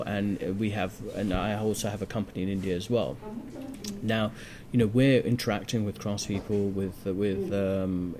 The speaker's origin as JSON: {"language": "English", "country": "United Kingdom", "tie": "born or raised there", "said": "I was born in this country"}